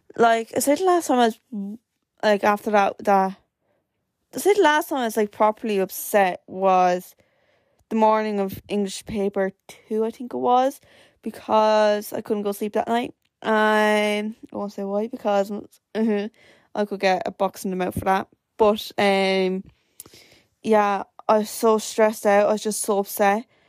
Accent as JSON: {"language": "English", "area": "Wexford", "region": "Leinster", "country": "Ireland", "said": "I am from Wexford"}